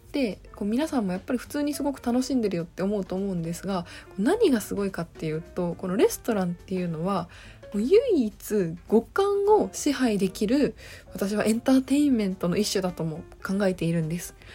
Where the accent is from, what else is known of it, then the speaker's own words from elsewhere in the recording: Okayama, Japan; now in Tokyo, Japan; 私岡山県出身なので